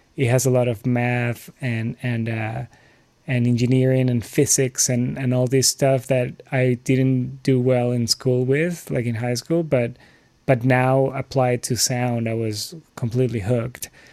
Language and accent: English; Lima, Peru; moved away; I'm originally from Lima, Peru